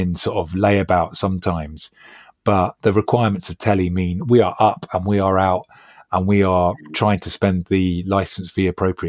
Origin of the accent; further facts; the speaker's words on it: Acton, London, United Kingdom; And I'm a lad from Acton Shepherd's Bush, you know